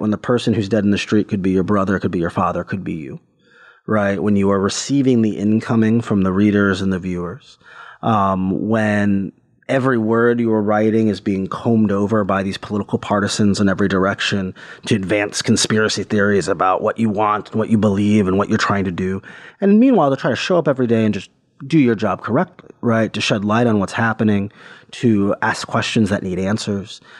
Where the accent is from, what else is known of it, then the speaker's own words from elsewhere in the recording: Cleveland, Ohio, United States; my hometown in Cleveland, Ohio